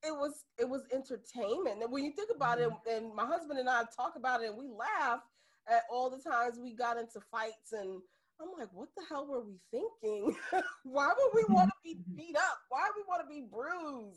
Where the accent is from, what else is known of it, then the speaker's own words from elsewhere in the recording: New York City, New York, United States; I grew up in the Bronx. I fought every day